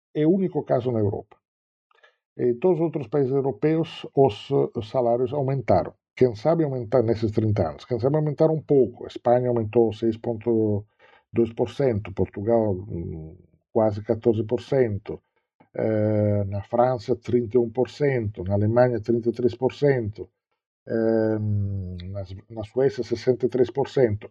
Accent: Southern Italy, Italy; moved away; o sul da Itália, que é a região uma, de onde eu venho

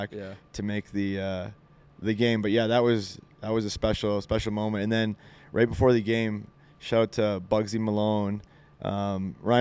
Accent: Montreal, Quebec, Canada; I grew up in Montreal

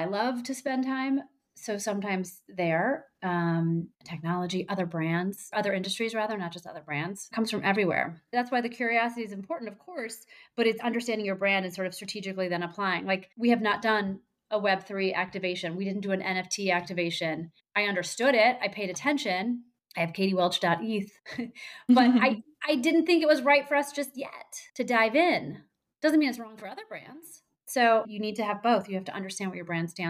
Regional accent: St. Louis, Missouri, United States; I'm from St. Louis, Missouri

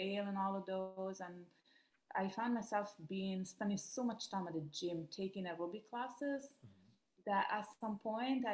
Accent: Rome, Lazio, Italy; English is a second language; moved away as an adult; also born or lived in Miami Beach, United States; now in United States; I'm from Rome, Italy. That's where I grew up.

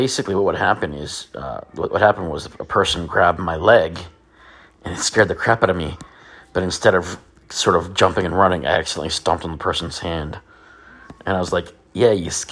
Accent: Virginia, United States; a church I grew up in Virginia

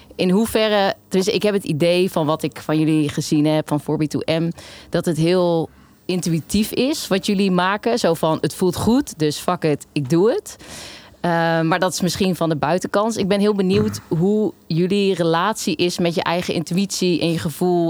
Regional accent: Elst, Gelderland, Netherlands; ik kom zelf uit Elst

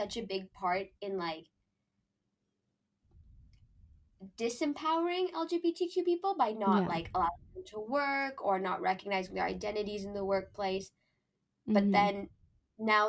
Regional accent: Canada; I'm from Canada

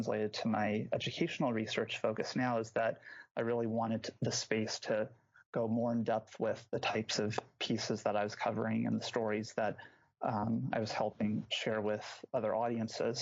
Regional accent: Scottsdale, Arizona, United States; moved away as an adult; now in Madison, United States; I'm originally from Phoenix, Arizona, Scottsdale in particular. So an Arizona native

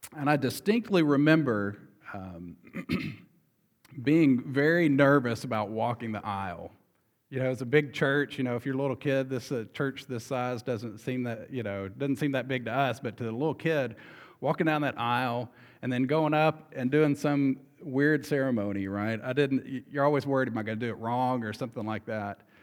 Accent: Arkansas, United States; moved away; we're from Arkansas

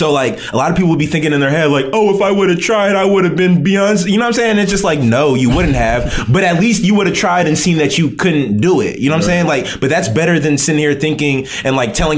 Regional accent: United States; I was born and raised here

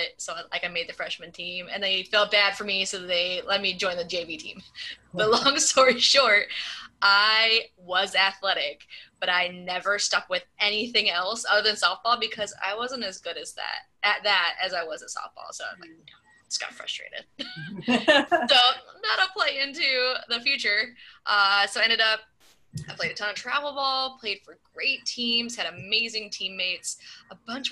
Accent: Southern California, United States; moved away; I grew up in Southern California.

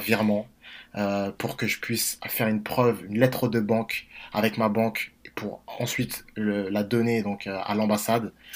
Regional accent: Villiers-le-Bel, Île-de-France, France; je suis originaire de Villers-le-Bel dans la région parisienne

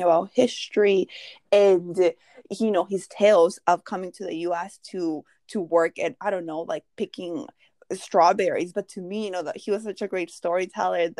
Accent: Mexico; moved away; I grew up in Mexico, and my dad would be in Mexico 3 months and then 3 months in the U.S. But when he was in Mexico, you know, we're from a little village

